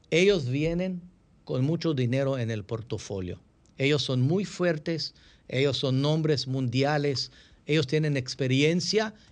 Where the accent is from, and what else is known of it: Israel; Spanish is a second language; moved away as an adult; now in Dominican Republic